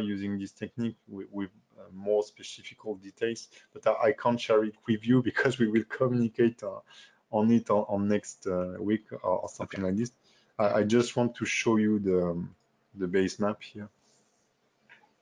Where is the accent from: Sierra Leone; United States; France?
France; accent: French; English is a second language; my French accent